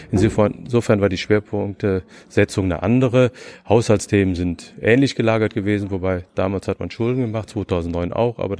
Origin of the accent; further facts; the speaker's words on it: North Rhine-Westphalia, Germany; now in Berlin, Germany; weil ich gedacht habe, als Rheinländer, Ministerium ist in Bonn, ah. wir ziehen nie um.